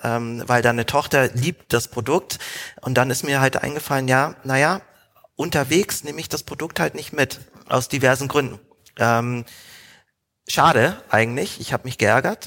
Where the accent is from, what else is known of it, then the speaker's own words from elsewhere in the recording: Frankfurt, Hesse, Germany; moved away as an adult; also born or lived in Hamburg; ich komme ursprünglich aus Frankfurt